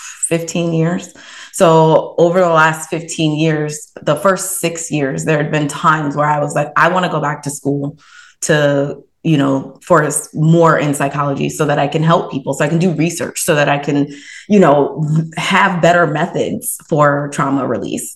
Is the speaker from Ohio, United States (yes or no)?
yes; Columbus, Ohio, United States; now in Cleveland, United States; I grew up in Columbus, Ohio, and now I am located in Cleveland